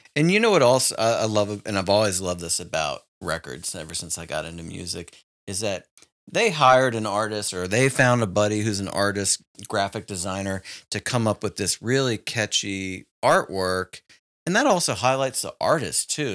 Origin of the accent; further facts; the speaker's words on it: Richmond, Virginia, United States; moved away; my hometown of Richmond, Virginia